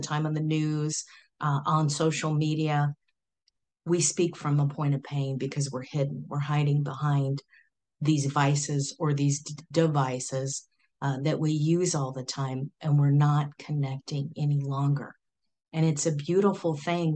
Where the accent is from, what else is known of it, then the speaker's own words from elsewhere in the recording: Silicon Valley, California, United States; I'm from Silicon Valley back in the day, you know, Pong, all that way back when, the fun times of Silicon Valley